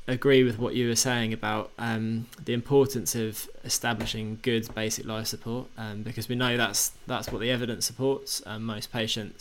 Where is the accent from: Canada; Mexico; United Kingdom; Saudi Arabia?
United Kingdom; England; we're English